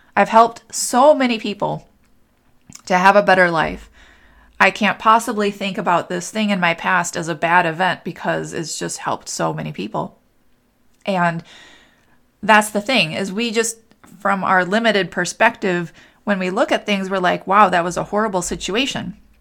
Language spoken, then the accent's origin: English; Minnesota, United States; moved away; also born or lived in New Hope, Minnesota; my family's in Minnesota and I grew up in Minnesota. And I lived in New Hope for a while